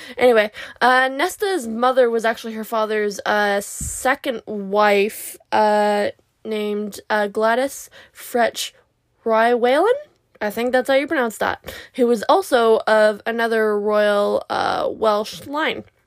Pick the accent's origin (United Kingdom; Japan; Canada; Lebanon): Canada; I'm from Canada